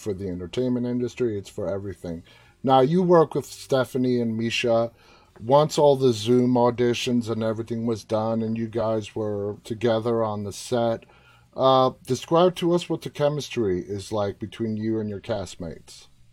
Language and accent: English; New York, United States; I'm from Queens